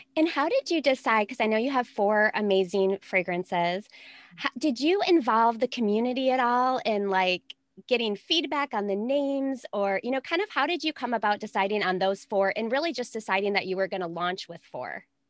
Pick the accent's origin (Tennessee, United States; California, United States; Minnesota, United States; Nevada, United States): Minnesota, United States; I'm from Minnesota.